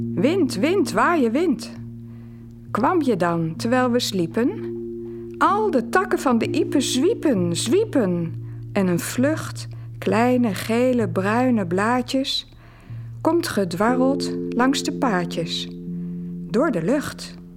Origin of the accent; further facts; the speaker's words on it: Netherlands; also born or lived in Leiden, Netherlands; now in Halle, Belgium; Ik ben uiteraard van Nederland